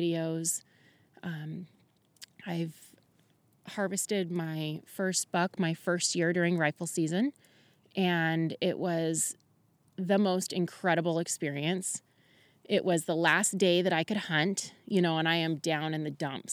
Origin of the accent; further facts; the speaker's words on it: Camas, Washington, United States; moved away as an adult; now in Goldendale, United States; I am from Camas, Washington, just recently moved to Goldendale